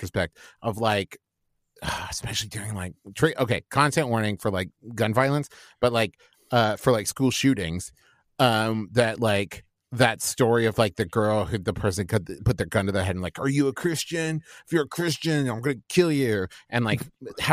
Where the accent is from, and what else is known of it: Huntington, West Virginia, United States; born or raised there; moved away as an adult; also born or lived in Norman, Oklahoma / Los Angeles, California; now in Cincinnati, United States